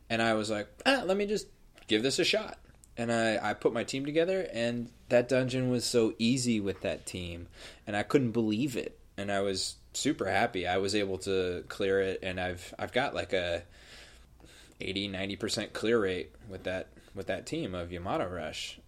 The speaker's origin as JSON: {"language": "English", "region": "New England", "country": "United States", "tie": "born or raised there", "moved": "yes", "lives_now": "California, United States", "said": "I'm from the East Coast, uh, New England area"}